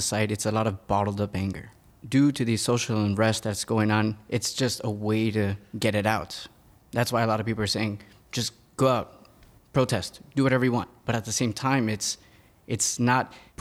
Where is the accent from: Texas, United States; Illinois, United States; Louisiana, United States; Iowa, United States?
Texas, United States; Laredo; moved away as an adult; now in Philadelphia, United States; I'm originally from Texas. I'm from a border town called Laredo, Texas